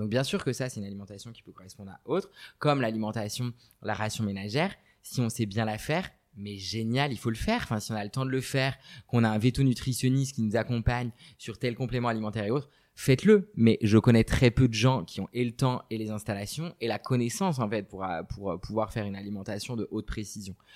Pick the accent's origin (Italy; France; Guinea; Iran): France; Brittany; je suis originaire de Bretagne